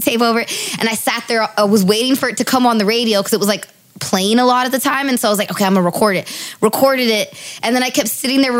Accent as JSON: {"language": "English", "area": "the Valley", "region": "California", "country": "United States", "tie": "born or raised there", "said": "I grew up in the Valley."}